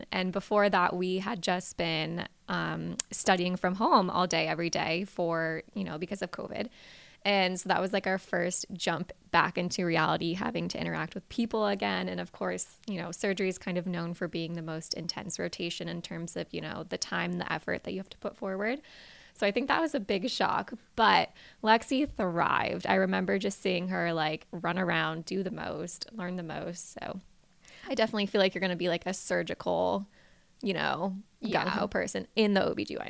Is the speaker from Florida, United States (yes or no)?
yes; Naples, Florida, United States; I'm from Naples, Florida, originally.